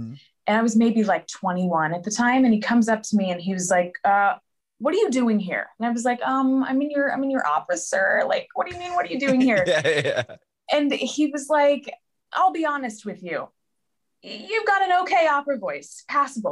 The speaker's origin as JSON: {"language": "English", "town": "Philadelphia", "region": "Pennsylvania", "country": "United States", "tie": "born or raised there", "also_born_or_lived": "London", "moved": "as an adult"}